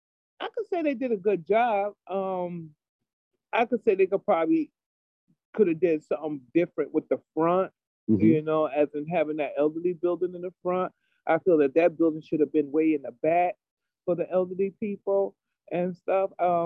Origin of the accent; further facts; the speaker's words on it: New Haven, Connecticut, United States; I grew up in over on Franklin Street Projects, Farnham Courts. That's where I grew up at. And I lived over there for 18 years.